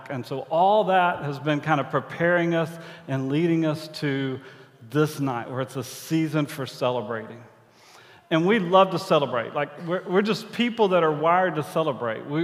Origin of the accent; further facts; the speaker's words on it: Angleton, Texas, United States; which is really close to where I grew up in Angleton, Texas, home of the Wildcats, purple and white, fight, fight, fight.